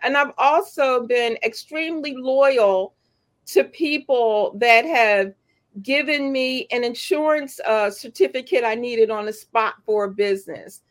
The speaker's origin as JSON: {"language": "English", "town": "Philadelphia", "region": "Pennsylvania", "country": "United States", "tie": "born or raised there", "also_born_or_lived": "Washington, Georgia", "said": "I was born in Washington, in Georgia, and relocated to West Philadelphia, born and raised."}